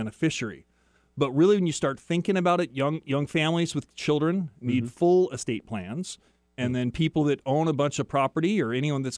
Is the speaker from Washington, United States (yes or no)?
yes; Tri-Cities, Washington, United States; I grew up in the Tri-Cities, and we were about a block and a half from the Columbia River